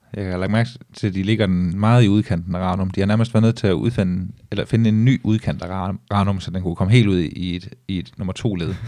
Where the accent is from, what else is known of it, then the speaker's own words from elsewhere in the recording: Vejrup, Southern Denmark, Denmark; also born or lived in Esbjerg; grunden til, at jeg har boet i vej op, var fordi, at, øh, at det var billigt at få hus derude